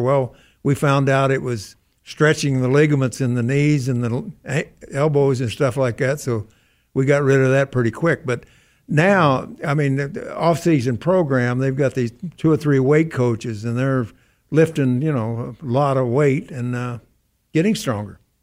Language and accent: English; Missouri, United States; I'm from Missouri